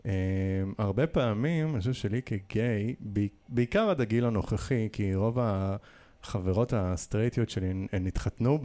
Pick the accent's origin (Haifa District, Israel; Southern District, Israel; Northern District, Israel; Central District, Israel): Northern District, Israel; Nahariya; moved away; also born or lived in Jerusalem / New York / Tel Aviv; נער שהתבגר בנהריה, בין גם להורים שעלו מברית המועצות